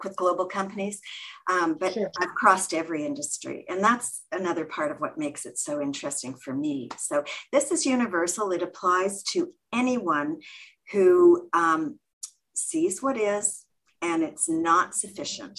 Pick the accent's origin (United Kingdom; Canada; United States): Canada; also born or lived in Toronto, Canada; I'm Canadian. We're based in Toronto, Canada